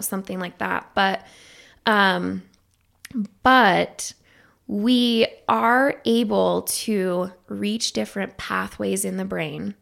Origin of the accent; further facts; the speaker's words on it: Idaho, United States; moved away; I'm originally from Idaho